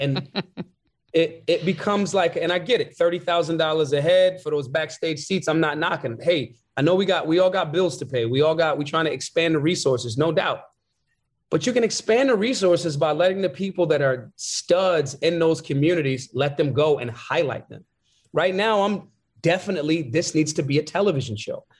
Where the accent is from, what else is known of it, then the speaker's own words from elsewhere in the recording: Philadelphia, Pennsylvania, United States; I'm from Philly.